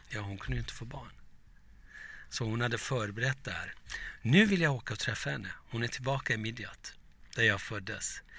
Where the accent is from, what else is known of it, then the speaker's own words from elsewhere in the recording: Turkey; now in Sweden; som liten i Turkiet